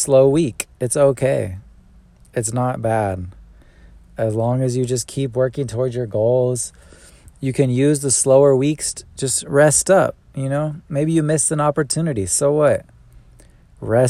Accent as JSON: {"language": "English", "region": "California", "country": "United States", "moved": "yes", "lives_now": "Atlanta, United States", "said": "I'm from Cali?"}